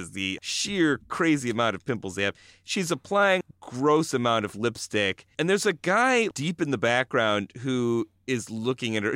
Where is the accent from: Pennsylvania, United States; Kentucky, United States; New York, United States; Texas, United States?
New York, United States; Buffalo; I grew up in Buffalo, New York